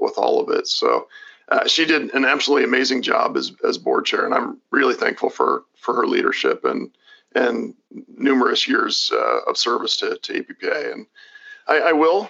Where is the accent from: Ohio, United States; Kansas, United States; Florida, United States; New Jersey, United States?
Kansas, United States; born or raised there